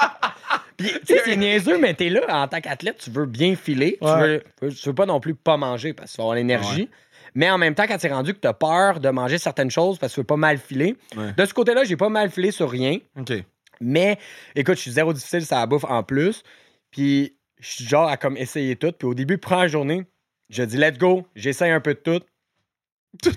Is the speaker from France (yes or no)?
no; Canada; en tant que Canadien